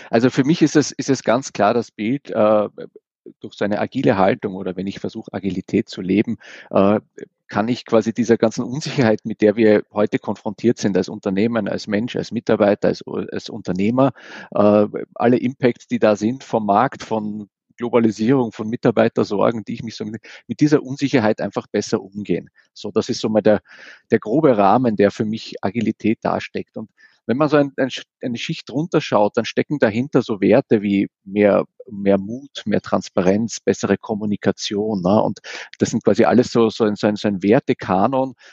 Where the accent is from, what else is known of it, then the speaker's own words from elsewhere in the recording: Vienna, Austria; now in Essen, Germany; Ich bin so ein Wiener, ich komme also ursprünglich mal aus Wien. Äh, und ja, wer bin ich so? Ich bin, äh, wohne jetzt in Essen